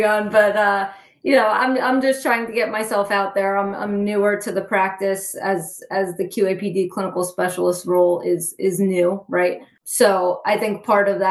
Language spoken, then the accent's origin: English; Central New Jersey, United States; I'm actually from Central New Jersey, which is where Rutgers is.